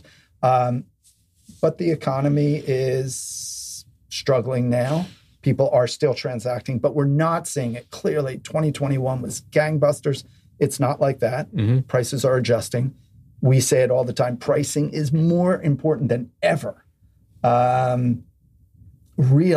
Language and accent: English; Philadelphia, Pennsylvania, United States; now in New York City, United States; I come from Philadelphia and I have a very strong base there.